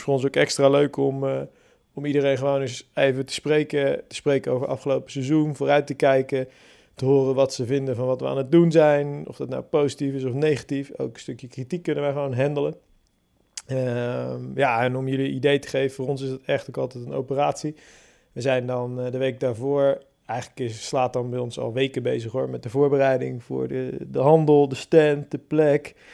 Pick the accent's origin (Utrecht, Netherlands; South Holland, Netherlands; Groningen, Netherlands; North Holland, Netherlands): South Holland, Netherlands; Hellevoetsluis; moved away as an adult; now in Barendrecht, Netherlands; ik ben eh, opgegroeid in Hellevoetsluis.